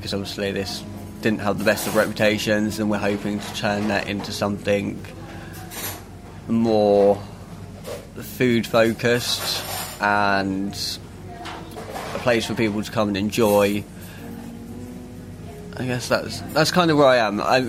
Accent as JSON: {"language": "English", "area": "Suffolk", "region": "East of England", "country": "United Kingdom", "said": "29, I'm from Suffolk"}